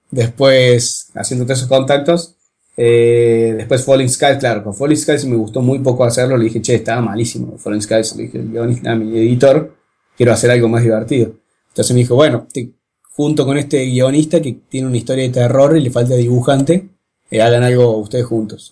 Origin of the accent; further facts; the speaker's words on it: Córdoba, Argentina; de Córdoba y dibujo cómics desde hace como 12 años